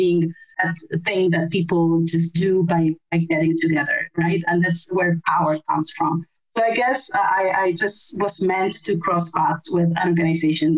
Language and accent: English; Argentina; I am originally from Argentina